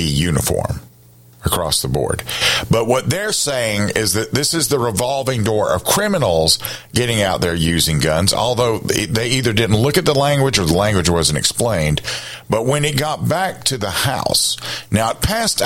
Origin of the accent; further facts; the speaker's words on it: Columbia, South Carolina, United States; I grew up in Columbia.